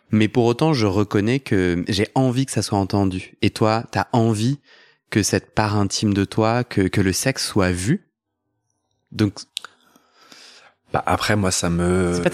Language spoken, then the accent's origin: French; France; also born or lived in Montpellier / Paris / London / Bordeaux; quand j'étais dans ma dans ma ville natale. Euh, qui est laquelle Tu veux la dire euh, En France Ouais, c'était en France